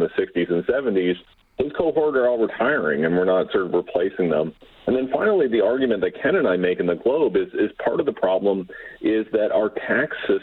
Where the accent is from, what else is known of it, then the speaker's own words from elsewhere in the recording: London, Ontario, Canada; a place like London, Ontario, my hometown